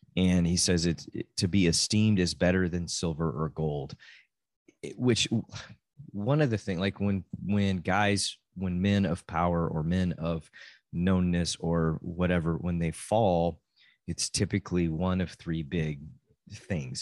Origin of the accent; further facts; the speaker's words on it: Amarillo, Texas, United States; I'm from Amarillo, Texas